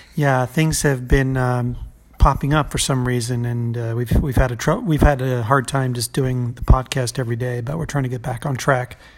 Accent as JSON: {"language": "English", "country": "United States", "said": "as an American, as a red blooded American"}